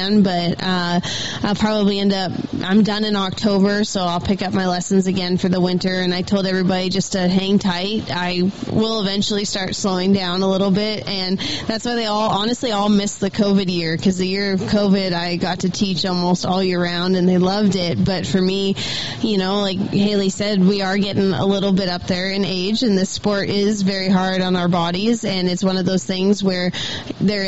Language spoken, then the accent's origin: English; Alberta, Canada; now in Helena, United States; I'm from Alberta